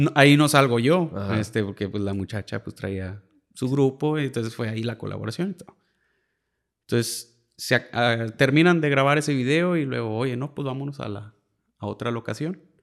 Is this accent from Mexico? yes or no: yes; Mexico; Uno como mexicano